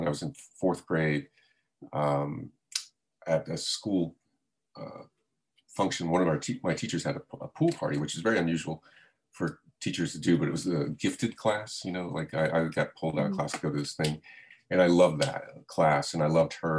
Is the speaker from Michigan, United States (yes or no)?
no; South Florida, United States; I grew up in South Florida